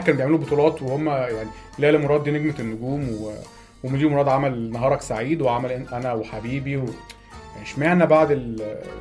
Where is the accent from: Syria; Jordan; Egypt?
Egypt; احنا عندنا في مصر